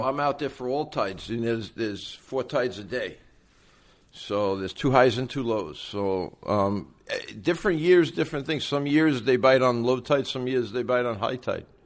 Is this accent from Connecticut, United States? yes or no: no; New York City, New York, United States; I'm originally from Brooklyn, New York.